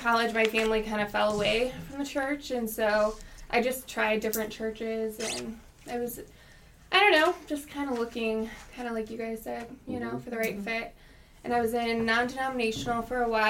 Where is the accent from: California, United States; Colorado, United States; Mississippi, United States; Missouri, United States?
Missouri, United States; St. Peters; I grew up in St. Peter's